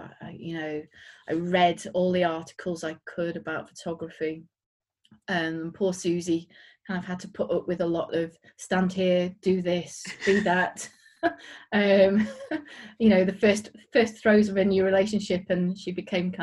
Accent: Yorkshire and the Humber, United Kingdom; now in West Yorkshire, United Kingdom; I'm from around here. I'm in West Yorkshire. I grew up in North Yorkshire.

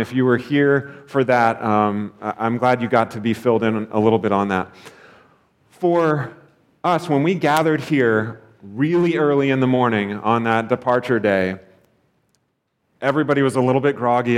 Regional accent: United States; as an American

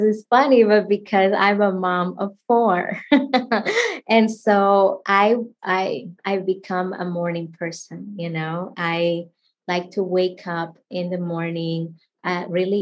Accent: Dominican Republic; first language Spanish; English is a second language; moved away as an adult; now in United States; I grew up in the Dominican Republic.

